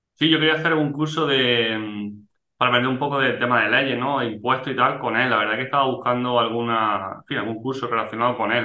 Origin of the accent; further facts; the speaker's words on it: Almería, Andalusia, Spain; yo soy de Almería